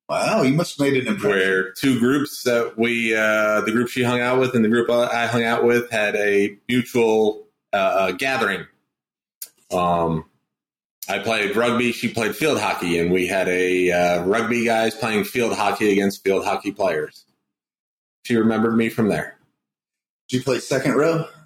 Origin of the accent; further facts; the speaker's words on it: New Fairfield, Connecticut, United States; moved away; I grew up in New Fairfield, Connecticut. The great Yankeeville.